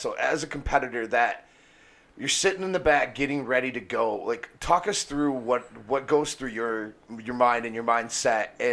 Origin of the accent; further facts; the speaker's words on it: Michigan, United States; We're from the other side of the lake from you. We're over in Michigan